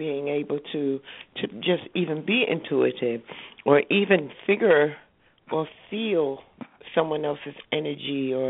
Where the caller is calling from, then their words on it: New Jersey, United States; I'm from New Jersey.